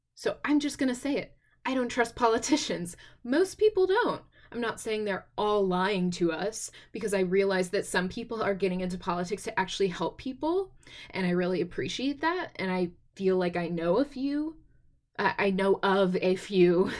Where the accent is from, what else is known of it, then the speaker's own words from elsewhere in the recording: Texas, United States; I'm from Texas